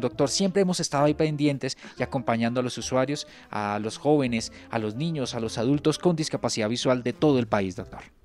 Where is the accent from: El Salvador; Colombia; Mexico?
Colombia; Santander; moved away; Yo soy de Santander